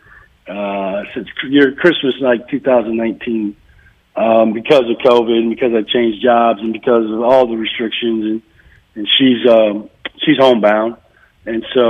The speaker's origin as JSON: {"language": "English", "region": "Iowa", "country": "United States", "tie": "born or raised there", "moved": "yes", "said": "I'm from Iowa now, so you got to understand. We grew up around cows there"}